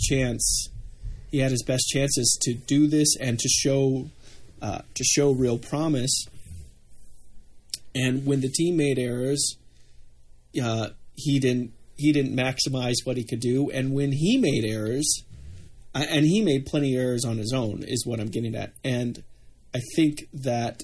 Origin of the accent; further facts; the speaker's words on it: United States; the American here